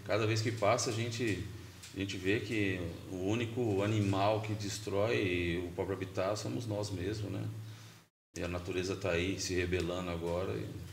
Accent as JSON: {"language": "Portuguese", "town": "Presidente Prudente", "region": "São Paulo", "country": "Brazil", "said": "Eu sou de Prudente, moro lá, resido lá, trampo lá."}